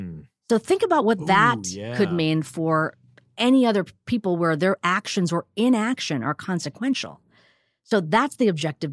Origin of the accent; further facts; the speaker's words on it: India; even though I'm an Indian woman and heard about mindfulness and meditation since I was a kid, seeing my parents meditate